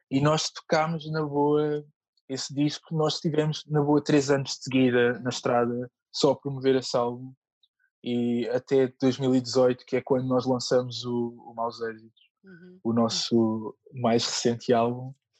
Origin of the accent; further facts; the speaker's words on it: Moita, Setúbal, Portugal; na Moita, que é a terra onde eu cresci